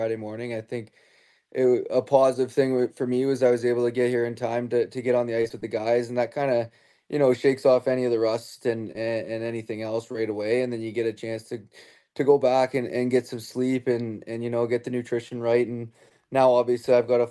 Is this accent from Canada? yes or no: yes; Canada; moved away as an adult; now in Belfast, United Kingdom; growing up in Canada